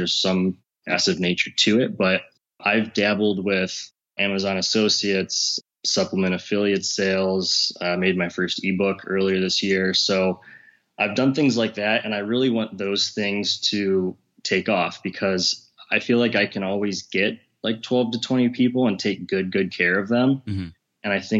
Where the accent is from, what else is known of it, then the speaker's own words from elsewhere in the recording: Cleveland, Ohio, United States; I'm from Cleveland, Ohio, and I run an online health fitness business.